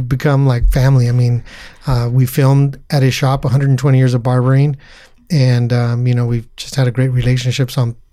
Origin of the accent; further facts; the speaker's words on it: Placentia, California, United States; Placentia, California, my hometown